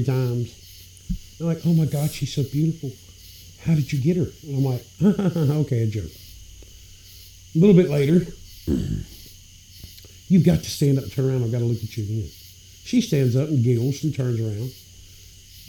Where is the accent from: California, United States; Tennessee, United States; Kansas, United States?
Tennessee, United States; Memphis; moved away; I grew up in Memphis.